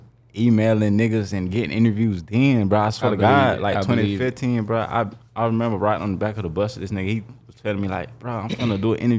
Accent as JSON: {"language": "English", "town": "Jacksonville", "region": "Florida", "country": "United States", "said": "I'm from Jacksonville, upcoming artist."}